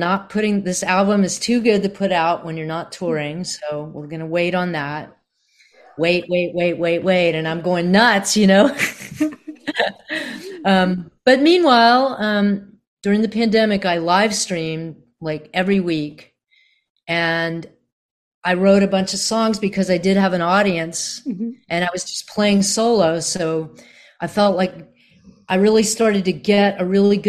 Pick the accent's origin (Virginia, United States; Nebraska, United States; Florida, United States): Virginia, United States; also born or lived in Boston; now in Nashville, United States; I grew up in Virginia